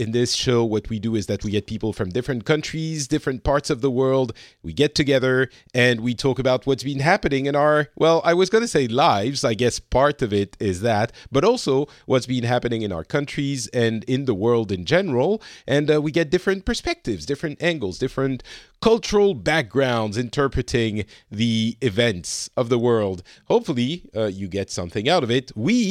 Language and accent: English; France; now in Finland; I am from France. I am currently living in Finland.